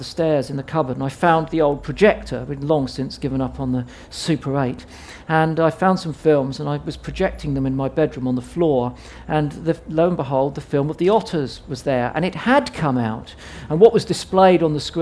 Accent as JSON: {"language": "English", "town": "Southampton", "region": "South East England", "country": "United Kingdom", "tie": "born or raised there", "said": "I was growing up in Southampton"}